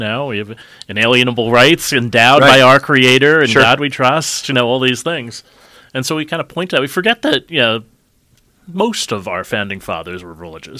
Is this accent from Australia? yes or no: no; New York, United States; moved away; I'm from New York originally